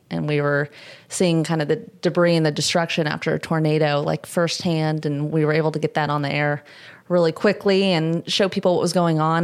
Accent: Southern California, United States; I'm from Southern California

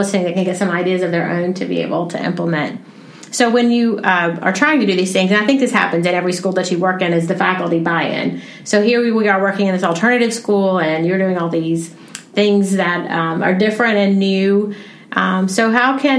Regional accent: Georgia, United States; I'm from Georgia

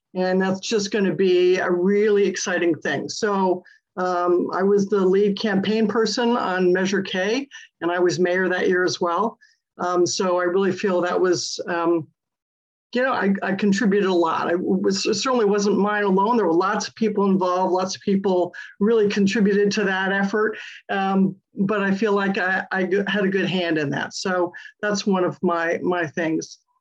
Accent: Connecticut, United States; now in Pleasant Hill, United States; I was born and raised in Connecticut

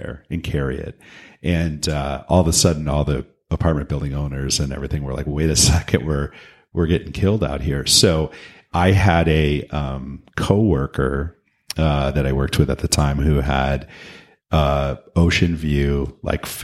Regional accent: Michigan, United States; moved away; also born or lived in Los Angeles, California / Pasadena, California; I'm originally from Michigan.

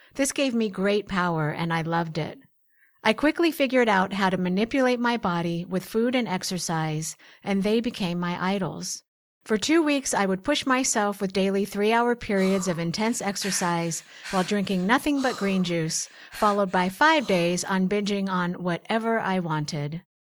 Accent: Portland, Oregon, United States; where I grew up in Portland, Oregon

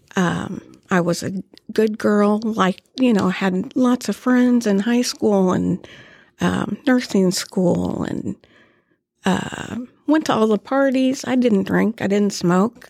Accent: Topeka, Kansas, United States; born and raised in Topeka

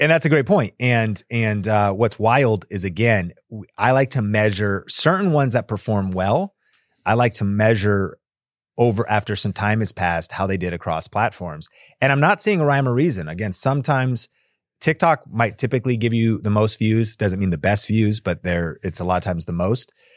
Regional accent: Seattle, Washington, United States; now in Las Vegas, United States; I grew up in Seattle, so we had evergreen trees

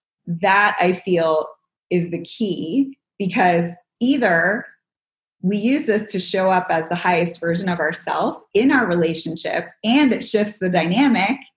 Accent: outside of Toronto, Ontario, Canada; now in Los Angeles, United States; I grew up in Canada, so I need nature

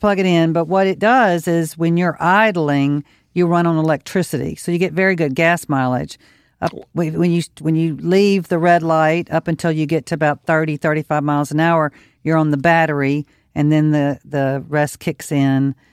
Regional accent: Mississippi, United States; now in Louisiana, United States; I grew up in Mississippi. It's rural area.

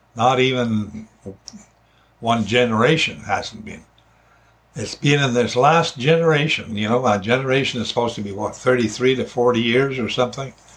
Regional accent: Alberta, Canada; moved away as an adult; now in British Columbia, Canada; I grew up in Alberta and moved here to BC when I was 38 years old

